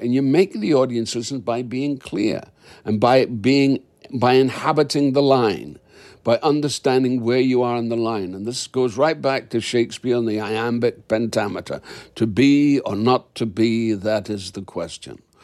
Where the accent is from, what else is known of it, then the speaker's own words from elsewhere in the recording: Dundee, Scotland, United Kingdom; I'm a Scot